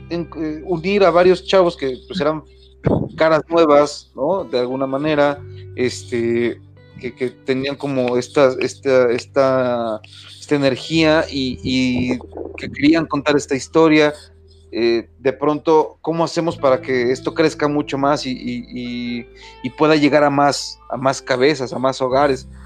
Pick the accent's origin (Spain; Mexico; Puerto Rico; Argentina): Mexico; Pues como, como mexicano, o sea, con, este ras, con estos rangos, con esos rasgos, perdón, que, tiene tu servidor, de pronto vas a estar muy encasillado en ciertos personajes